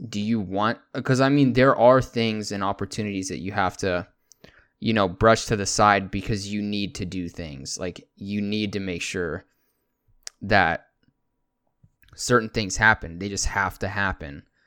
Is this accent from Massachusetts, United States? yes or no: no; Texas, United States; also born or lived in California / San Antonio, Texas / Pflugerville, Texas / Anderson Mill, Texas; I was born in California, then about two or three months into me being there, um, I got flown over to Texas, and I've been here ever since